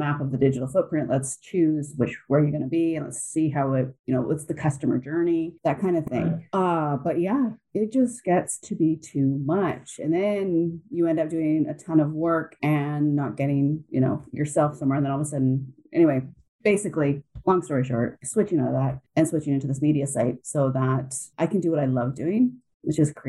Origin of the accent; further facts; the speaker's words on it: Canada; I'm Canadian